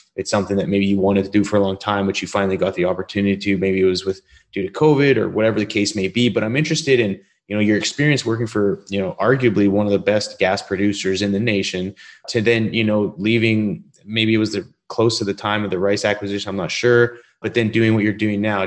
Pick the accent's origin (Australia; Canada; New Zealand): Canada; moved away; I'm originally from Canada